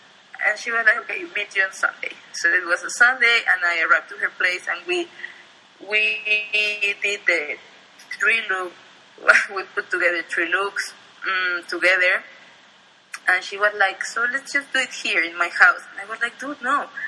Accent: State of Mexico, Mexico; I was growing up in Estado de Mexico and whatever, and I was looking to YouTube.

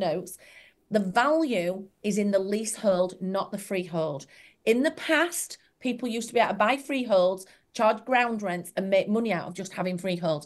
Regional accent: Yorkshire and the Humber, United Kingdom; I'm from Yorkshire

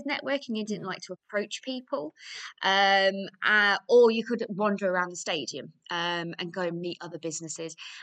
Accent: Grantham, East Midlands, United Kingdom; my hometown, which is Grantham in Lincolnshire

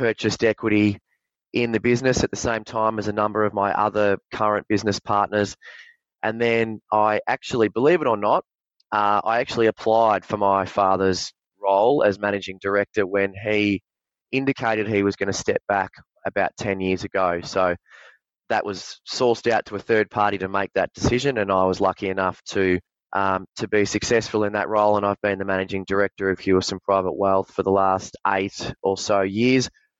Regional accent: Victoria, Australia; I grew up down on the Mornington Peninsula, like a lot of young men, very, very sports mad, always had aspirations of being an AFL footballer

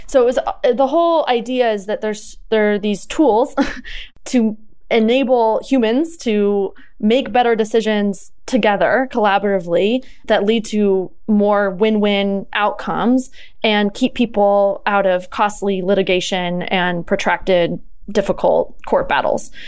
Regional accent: Southern Oregon, United States; I'm originally from Southern Oregon. My mom is a organic cut flower farmer. So I grew up down there on the farm

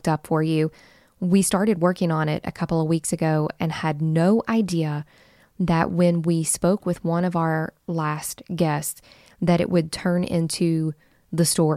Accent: West Virginia, United States; our backyard in West Virginia

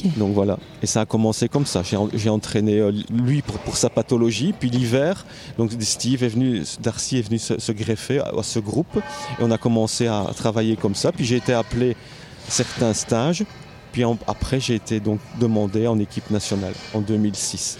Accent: Namur, Wallonia, Belgium; je viens de Namur

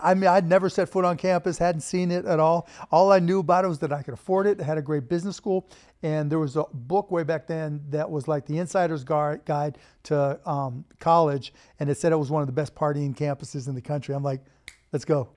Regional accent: Pittsburgh, Pennsylvania, United States; moved away as an adult; also born or lived in Bloomington, Indiana; now in Dallas, United States; I grew up in Pittsburgh and Bloomington

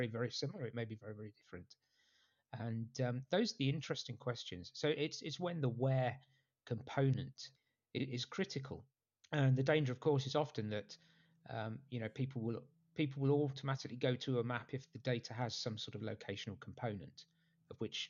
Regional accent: Nottingham, East Midlands, United Kingdom; moved away as an adult; now in United States; I grew up in a city called Nottingham

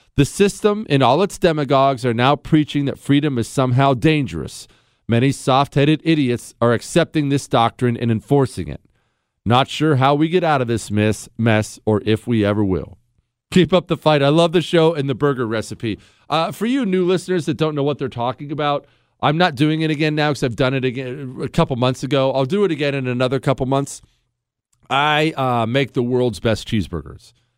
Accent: Steubenville, Ohio, United States; I was born in Steubenville.

